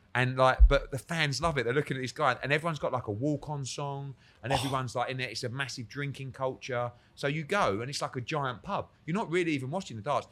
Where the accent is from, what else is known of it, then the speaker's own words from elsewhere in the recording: United Kingdom; I'm sort of there as a Brit